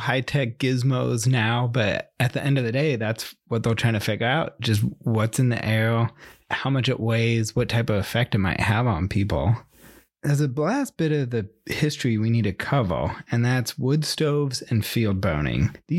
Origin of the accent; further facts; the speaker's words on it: the Northwest, Pacific Northwest, United States; growing up in the Northwest